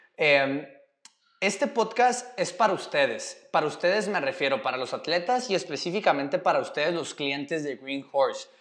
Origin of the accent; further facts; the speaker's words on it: Mexico; moved away; yo soy el tercer mexicano